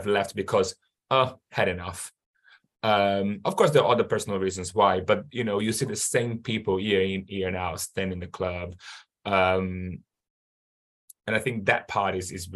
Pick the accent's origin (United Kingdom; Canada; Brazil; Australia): Brazil; I'm from Brazil where football is massive